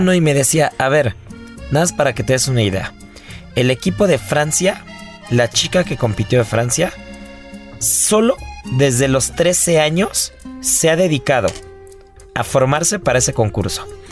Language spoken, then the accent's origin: Spanish; Mexico